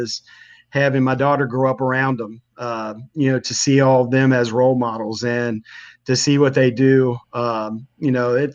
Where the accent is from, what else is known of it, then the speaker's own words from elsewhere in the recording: Northern Kentucky, United States; I grew up around Coach Trame, his family in Northern Kentucky